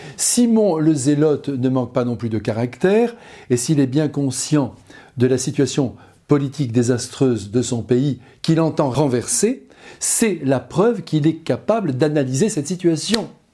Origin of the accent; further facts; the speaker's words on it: France; Nous, chez nous, en France